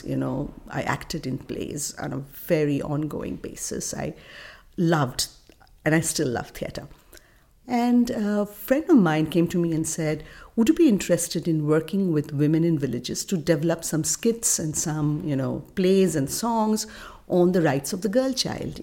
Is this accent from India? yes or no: yes; India; As a child growing up in India